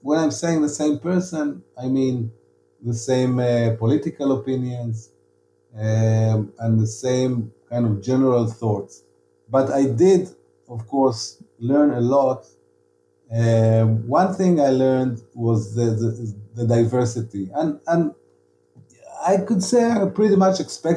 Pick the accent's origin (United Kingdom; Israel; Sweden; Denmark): Israel; Tel Aviv, Tel Aviv District; I was from Tel Aviv and I was a writer